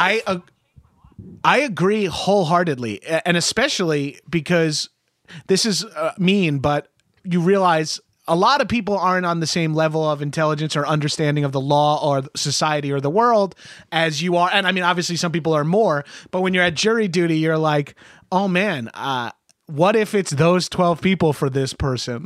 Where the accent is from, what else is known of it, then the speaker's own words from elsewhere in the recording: New York, United States; I'm Italian and I'm from New York